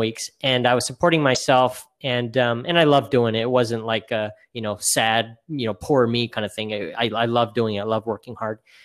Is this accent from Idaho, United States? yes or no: yes; Boise, Idaho, United States; now in California, United States; I'm, I'm originally from Boise, Idaho